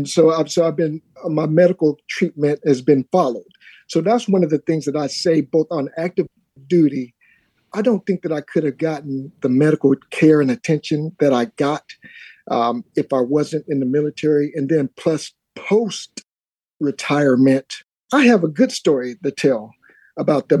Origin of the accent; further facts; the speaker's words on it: Alabama, United States; moved away; I'm originally from Alabama. And so my folks, that's where my roots are from